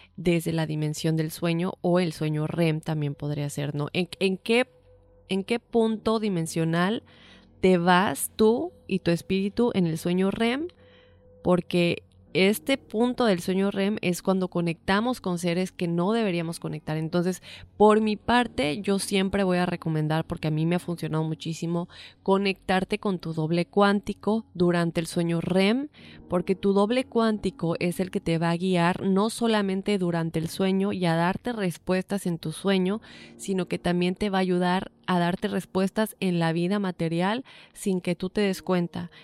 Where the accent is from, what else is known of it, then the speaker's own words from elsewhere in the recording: Yucatán, Mexico; moved away; also born or lived in Mexico City; Crecí en medio Yucatán, pero nací en la Ciudad de México